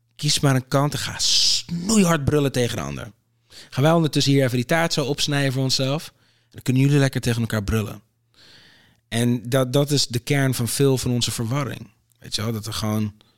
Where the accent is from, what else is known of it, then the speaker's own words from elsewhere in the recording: Aruba; now in Netherlands; ik ben op Aruba geboren